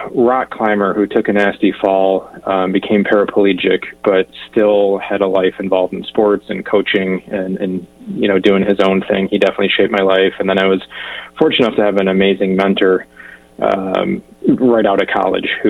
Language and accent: English; southeast Michigan, United States; I grew up in a rural small town in southeast Michigan